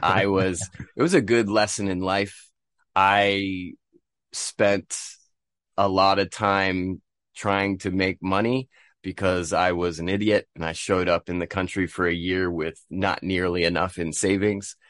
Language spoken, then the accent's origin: English; Bristol, Vermont, United States; moved away as an adult; also born or lived in Seville, Spain / Korea; now in Tokyo, Japan; I'm from Bristol, Vermont. in the nor-, northeastern United States, born and raised